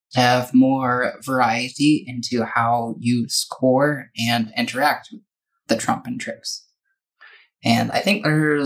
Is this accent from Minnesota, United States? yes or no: yes; Minnesota, United States; moved away; also born or lived in Indiana; I grew up in Minnesota